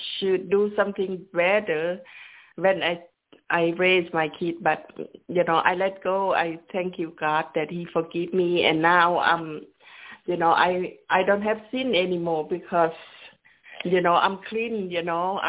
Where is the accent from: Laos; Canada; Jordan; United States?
Laos; moved away; I grew up in Laos.